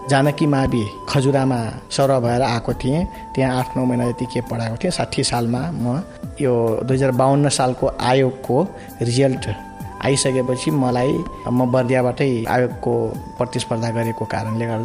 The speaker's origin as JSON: {"language": "Nepali", "area": "Banke", "region": "Lumbini Province", "country": "Nepal", "tie": "born or raised there", "also_born_or_lived": "Dang", "moved": "as an adult", "lives_now": "Bardiya, Nepal", "said": "मेरो जन्म भनेको दाङमा भएको हो सानैमा म मलाई बाबुआमाले त्यहाँबाट बसाइँ गरेर यता ल्याउनु भएको बाँकेमा"}